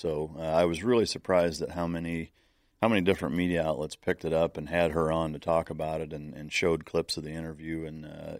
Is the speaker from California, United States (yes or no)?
no; Iowa, United States; I grew up in Northern Iowa with bird dogs.